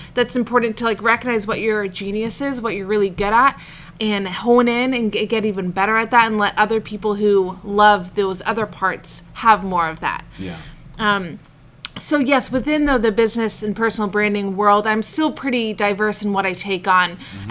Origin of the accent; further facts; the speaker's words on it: the Seacoast, New Hampshire, United States; also born or lived in Portland, Oregon / Oman / England; I moved to the seacoast when I was about eight. Okay. And I've been here ever since